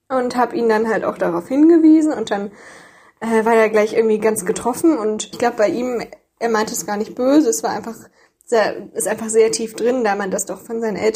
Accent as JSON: {"language": "German", "town": "Leipzig", "region": "Saxony", "country": "Germany", "moved": "as an adult", "lives_now": "Göttingen, Germany", "said": "Hi, vor drei Jahren bin ich nach Göttingen gekommen. Ich komme ursprünglich aus Leipzig."}